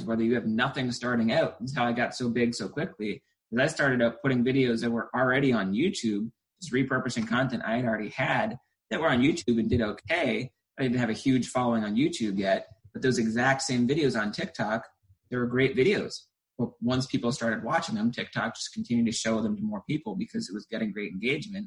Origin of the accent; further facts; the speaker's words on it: New Hampshire, United States; I was originally from New Hampshire, and it's cold all winter long